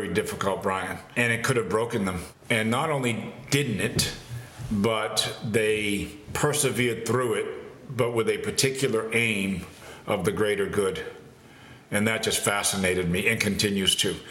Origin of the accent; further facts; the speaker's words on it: Massachusetts, United States; growing up in Massachusetts